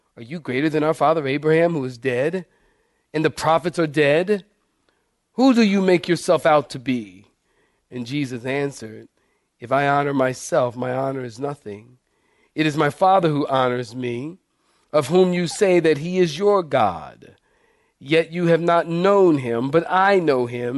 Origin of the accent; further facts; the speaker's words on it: Philadelphia, Pennsylvania, United States; when I was a kid in Philadelphia, I grew up in Philadelphia